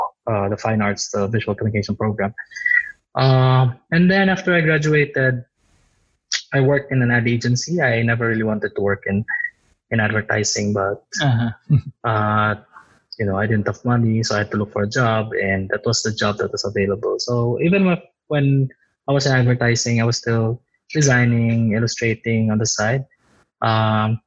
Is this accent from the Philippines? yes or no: yes; Tacloban, Eastern Visayas, Philippines; moved away as an adult; I'm from Tacloban City. I grew up there. I had my preschool, grade school, high school in Tacloban City